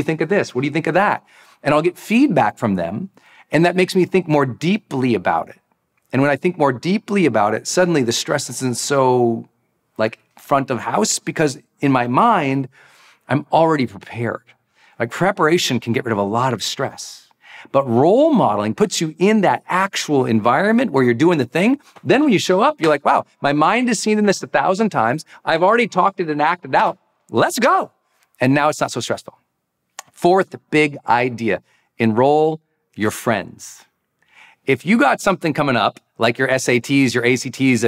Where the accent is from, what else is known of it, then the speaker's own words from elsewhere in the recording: Montana, United States; I'm from Montana